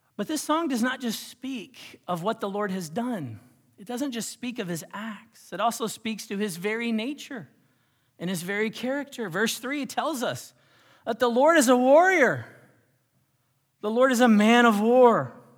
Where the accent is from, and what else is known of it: United States